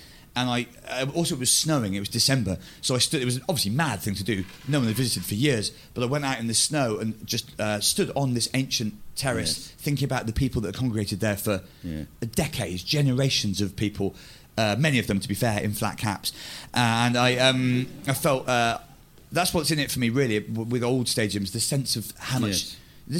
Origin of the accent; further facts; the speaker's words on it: Bristol, South West England, United Kingdom; I grew up in Bristol, in fact, almost in Wales.